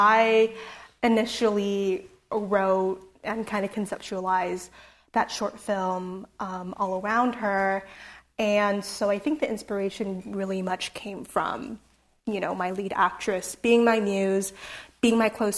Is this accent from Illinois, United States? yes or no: no; San Jose, California, United States; So growing up in San Jose, I grew up near Little Saigon, and my neighborhood was known for having a really strong Vietnamese community